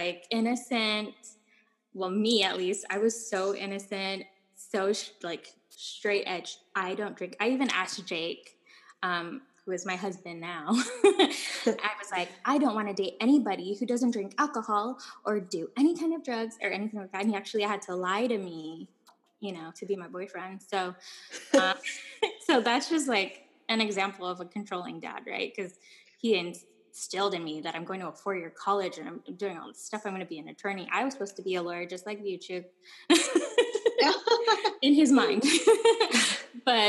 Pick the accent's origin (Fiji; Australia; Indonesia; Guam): Guam; moved away; also born or lived in Ojai, California; growing up in Guam